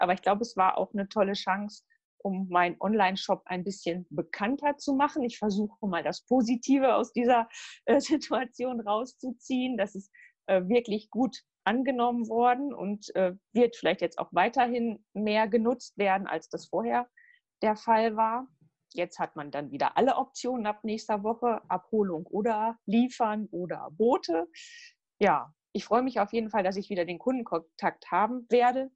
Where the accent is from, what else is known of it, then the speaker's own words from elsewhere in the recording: Halle, North Rhine-Westphalia, Germany; also born or lived in Gütersloh; Ich bin auch in Halle zur Schule gegangen